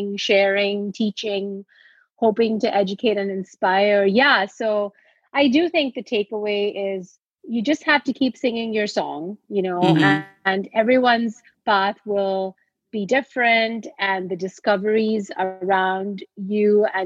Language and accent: English; India; moved away as an adult; now in United States; I grew up in India and I came to the US to study